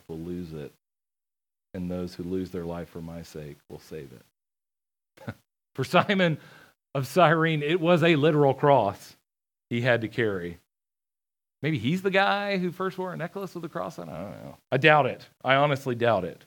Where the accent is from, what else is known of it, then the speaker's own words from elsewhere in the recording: outside of Atlanta, Georgia, United States; I grew up outside of Atlanta